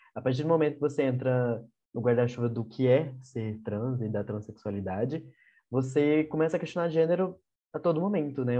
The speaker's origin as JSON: {"language": "Portuguese", "town": "Goiânia", "region": "Goiás", "country": "Brazil", "said": "eu sou de Goiânia"}